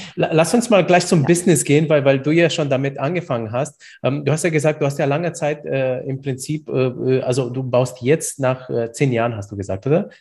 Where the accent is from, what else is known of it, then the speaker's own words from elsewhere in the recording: Bamberg, Bavaria, Germany; ich bin ja aus Bamberg